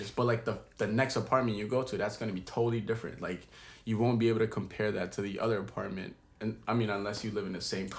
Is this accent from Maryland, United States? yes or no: yes; Maryland, United States; now in Philadelphia, United States; we're all from Maryland, moved to Philly.